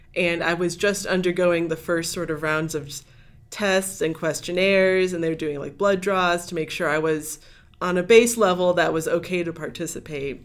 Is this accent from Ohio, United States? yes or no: yes; Lorain County, Northeast Ohio, United States; moved away; I grew up in Northeast Ohio